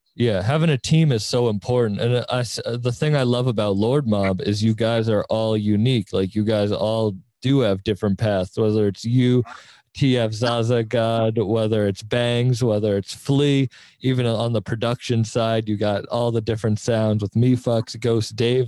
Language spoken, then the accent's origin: English; Cape Cod, Massachusetts, United States; moved away; I'm originally from Cape Cod